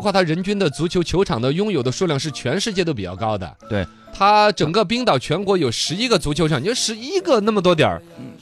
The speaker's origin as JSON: {"language": "Chinese", "country": "China", "said": "我们中国人的乒乓球文化"}